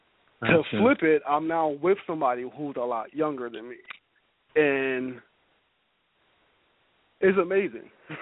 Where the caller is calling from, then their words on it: Buffalo, New York, United States; I'm from Buffalo.